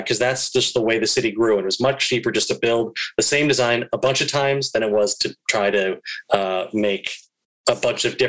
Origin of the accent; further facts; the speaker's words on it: St. Paul, Minnesota, United States; now in Chicago, United States; my hometown of St. Paul, Minnesota